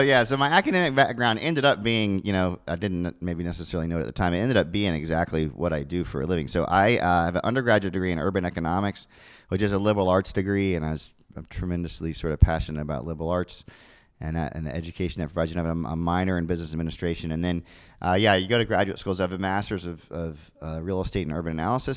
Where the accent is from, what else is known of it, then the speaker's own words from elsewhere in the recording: Orlando, Florida, United States; I grew up in College Park